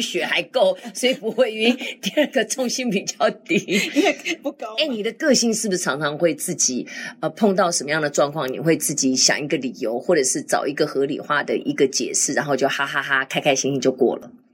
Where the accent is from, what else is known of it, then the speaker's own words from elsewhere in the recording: Taiwan; 我就认识了同样从台湾来的其他的年轻的学生